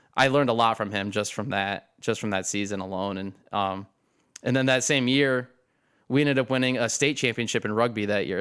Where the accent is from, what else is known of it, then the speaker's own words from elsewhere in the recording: Perrysburg, Ohio, United States; also born or lived in Tiffin, Ohio / Harrisburg, Pennsylvania; I basically grew up in Perrysburg